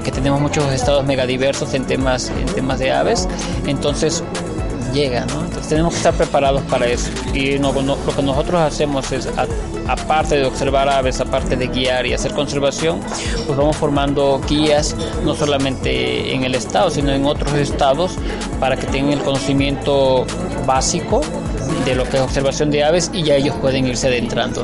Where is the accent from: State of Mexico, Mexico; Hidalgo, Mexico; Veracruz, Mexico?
Veracruz, Mexico; now in Chiapas, Mexico; digo Chiapas porque ahí vivo, pero yo soy de Veracruz